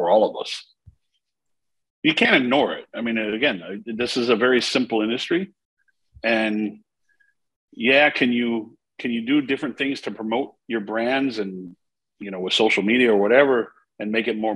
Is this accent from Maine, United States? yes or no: yes; Maine, United States; I grew up in my household in Maine.